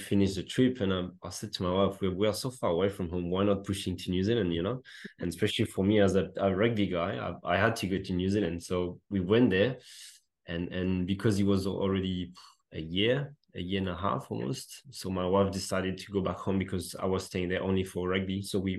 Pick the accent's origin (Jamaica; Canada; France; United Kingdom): France; English is a second language; moved away as an adult; also born or lived in Australia / Netherlands; as a classic Frenchman, I couldn't speak a word of English